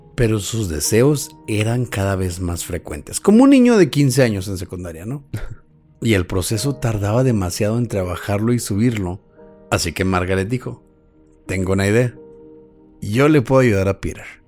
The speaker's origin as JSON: {"language": "Spanish", "region": "Chihuahua", "country": "Mexico", "said": "somos chihuahuenses"}